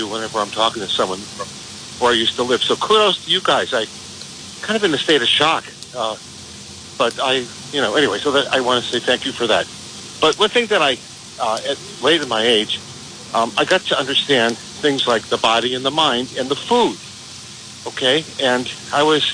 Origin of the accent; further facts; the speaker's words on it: Blackstone, Massachusetts, United States; moved away as an adult; also born or lived in Chicago / New York / Washington, D.C.; I was born in Blackstone, Massachusetts, back, you know, in 1951